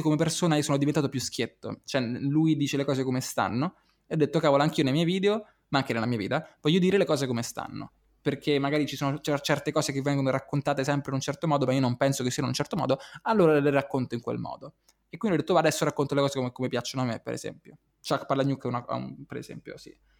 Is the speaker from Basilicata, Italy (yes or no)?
no; Rome, Lazio, Italy; io ero, sono romano